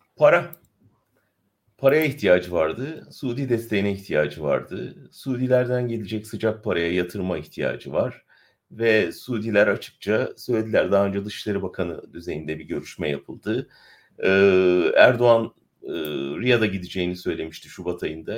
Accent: Ankara, Turkey; ben Ankaralıyım, Ankara'da ailem var

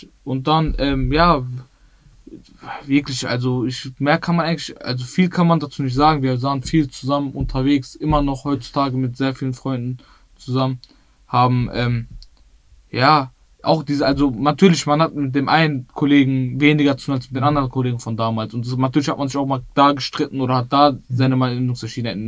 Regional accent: Bottrop, North Rhine-Westphalia, Germany; Ich bin in Bottrop-Wellheim aufgewachsen.

